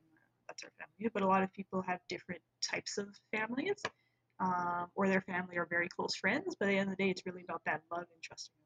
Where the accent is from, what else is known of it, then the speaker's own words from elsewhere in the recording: Toronto, Ontario, Canada; Born and raised in Toronto, Canada. Proud Canadian